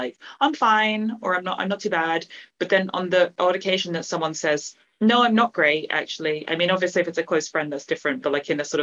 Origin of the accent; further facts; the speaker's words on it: London, United Kingdom; also born or lived in Hong Kong; South London was where I grew up